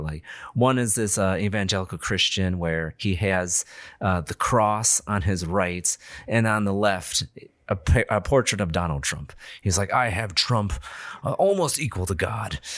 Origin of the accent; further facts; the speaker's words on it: Illinois, United States; we're all from Illinois